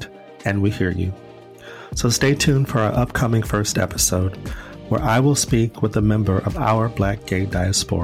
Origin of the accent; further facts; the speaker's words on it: United States; moved away as an adult; now in Stockholm, Sweden; I'm an American who's been in Europe now since October 2019 as a digital nomad, mainly in Stockholm, Sweden